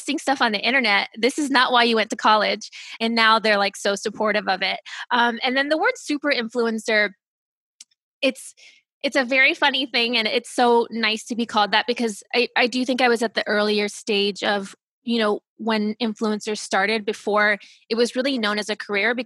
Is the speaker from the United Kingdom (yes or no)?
no; Ohio, United States; also born or lived in Germany / California; I grew up in Ohio. So that's where I'm from, the Midwest. I was born in Germany. My parents worked for the government, so we moved around from Germany to California to Ohio. So that's really where I was raised